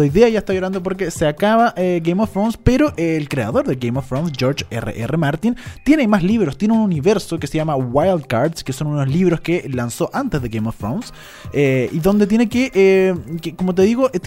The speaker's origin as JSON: {"language": "Spanish", "country": "Chile", "said": "Por supuesto, soy chilena"}